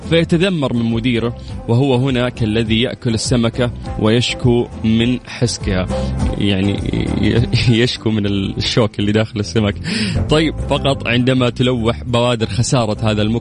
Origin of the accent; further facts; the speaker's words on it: Tabuk, Tabuk Province, Saudi Arabia; من تبوك